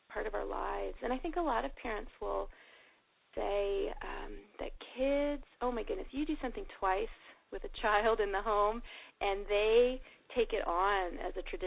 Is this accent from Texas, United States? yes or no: yes; Texas, United States; moved away as an adult; also born or lived in Virginia; I grew up in Texas